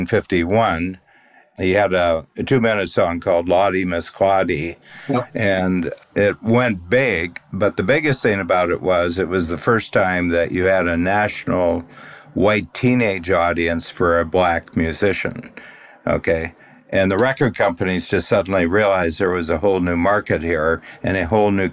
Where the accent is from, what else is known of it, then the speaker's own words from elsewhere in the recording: Northern Ohio, United States; we're both from Northern Ohio